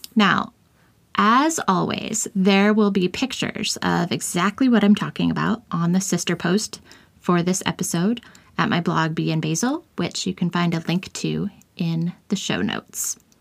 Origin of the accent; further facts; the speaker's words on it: Kansas, United States; I grew up in Kansas, which is the Sunflower State